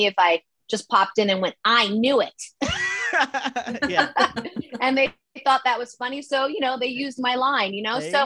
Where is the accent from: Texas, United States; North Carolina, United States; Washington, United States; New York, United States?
New York, United States; New York City; I'm from Manhattan, New York City